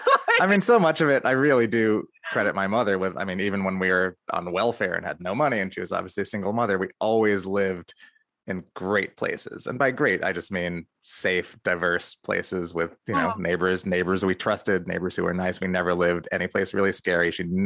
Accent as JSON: {"language": "English", "town": "Amherst", "region": "Massachusetts", "country": "United States", "tie": "born or raised there", "also_born_or_lived": "New York City / Cambridge", "said": "I was born in New York City in the Village, mm-hmm. fist bump. And then we moved a lot when I was a kid. We moved to Cambridge, Massachusetts, and then Amherst from there."}